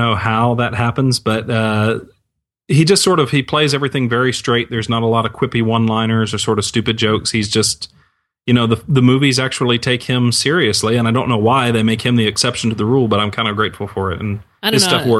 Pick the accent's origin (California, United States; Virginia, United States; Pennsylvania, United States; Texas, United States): Texas, United States; You guys, I'm from Texas, okay? We have Transformers here.